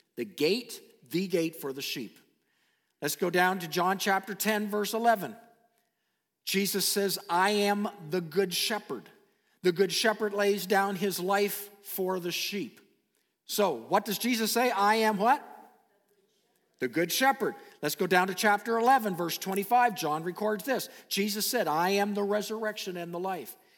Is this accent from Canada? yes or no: yes; Canada; I am a Canadian citizen